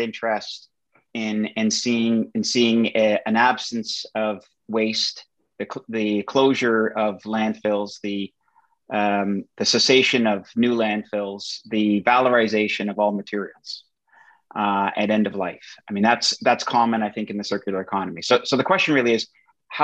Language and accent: English; Canada; my home country of Canada